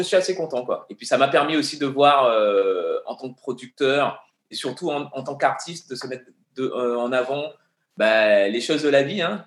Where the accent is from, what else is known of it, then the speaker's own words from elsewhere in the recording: Guadeloupe; moved away as an adult; also born or lived in Paris; j'ai grandi en Guadeloupe. Et quand je suis arrivé à Paris à l'âge de 19 ans